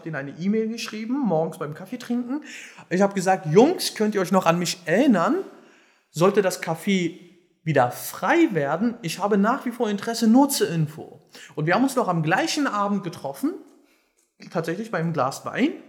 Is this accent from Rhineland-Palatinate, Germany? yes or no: no; Berlin, Germany; Und ähm, ja, also ich bin quasi auch in Schöneberg groß geworden